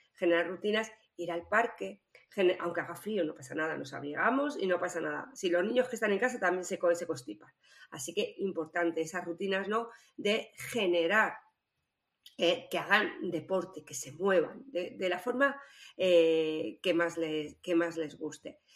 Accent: Spain; lo que somos los españoles

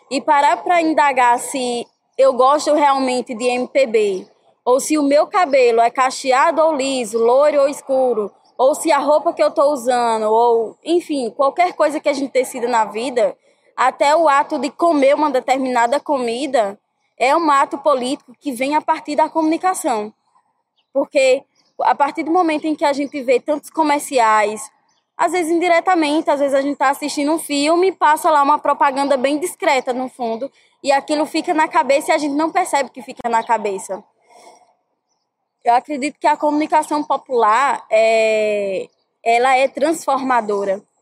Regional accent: Pará, Brazil; moved away; eu vim do Pará

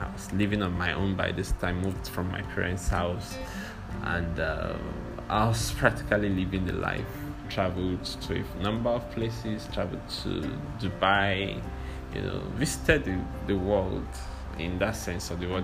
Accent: Nigeria; I'm a Nigerian

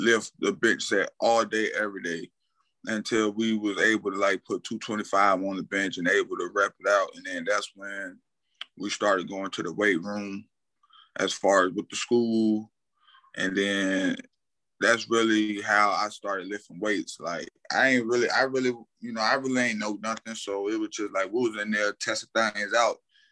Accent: Portsmouth, Virginia, United States; also born or lived in Lakewood, New Jersey; I'm originally from Lakewood, New Jersey, as far as being born there, but I always put credit in the Portsmouth, Virginia, because, you know, I grew up there as a young kid

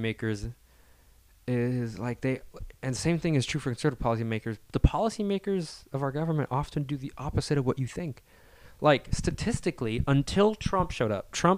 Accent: Salinas, California, United States; I'm from Salinas.

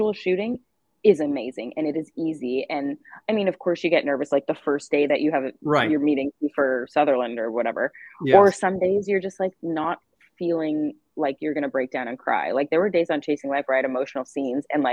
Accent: Canada; I'm Canadian

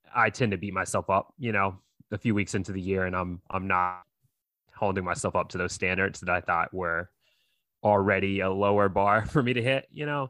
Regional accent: North Carolina, United States; I grew up out here in North Carolina

